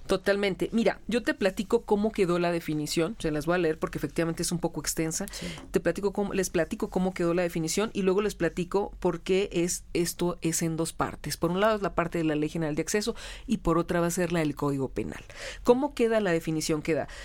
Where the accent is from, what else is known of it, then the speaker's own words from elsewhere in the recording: Hermosillo, Sonora, Mexico; moved away; yo soy de Hermosillo